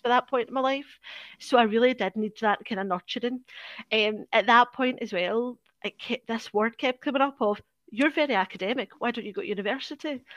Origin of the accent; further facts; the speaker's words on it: Glasgow, Scotland, United Kingdom; I'm from Parkhead, which is the east end of Glasgow